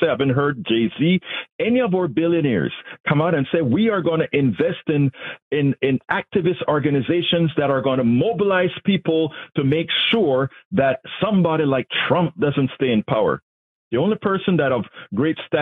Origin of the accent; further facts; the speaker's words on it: Panama; now in United States; I'm from Panama